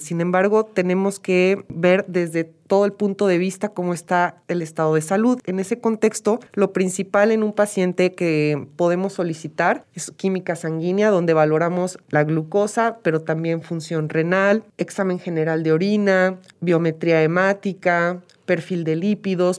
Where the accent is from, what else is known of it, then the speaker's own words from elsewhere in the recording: Mexico; Nosotros como mexicanos